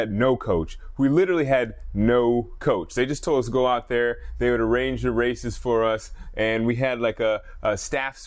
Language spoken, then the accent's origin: English; Alaska, United States; I'm a guy from Alaska